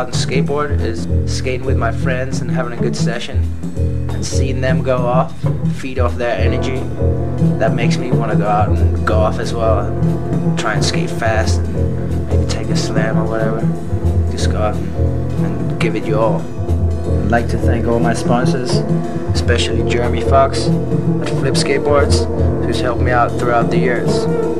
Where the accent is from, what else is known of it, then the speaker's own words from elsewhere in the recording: Copenhagen, Capital Region of Denmark, Denmark; I'm from Copenhagen, Denmark, in Scandinavia. I'm 22 years old.